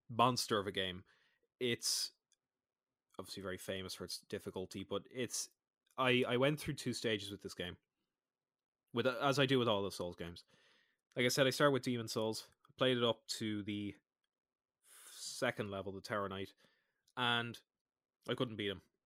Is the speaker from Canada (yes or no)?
no; Ireland; I'm Irish.